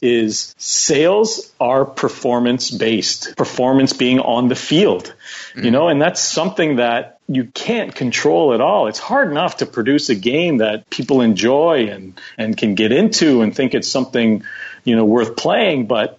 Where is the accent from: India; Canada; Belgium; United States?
Canada; Ottawa, Ontario; they owned the Ottawa Rough Riders, where I'm born and raised